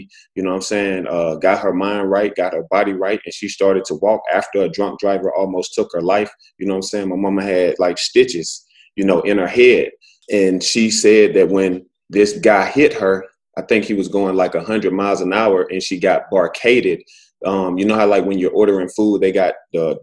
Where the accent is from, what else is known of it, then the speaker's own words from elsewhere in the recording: Alexander City, Alabama, United States; I'm originally from Alabama. You know, I was raised by, you know, a single mother